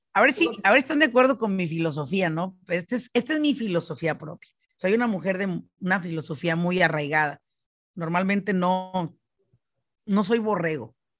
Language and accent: Spanish; Michoacán, Mexico; now in United States; yo soy de Michoacán